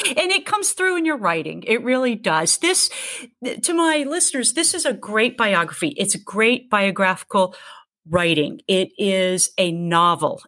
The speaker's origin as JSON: {"language": "English", "town": "Mobile", "region": "Alabama", "country": "United States", "tie": "born or raised there", "said": "my hometown of Mobile"}